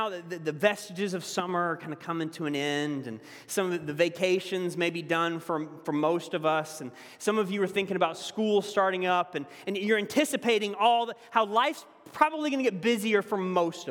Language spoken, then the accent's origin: English; the South, United States; accent: southern; moved away; my southern accent's a little bit stronger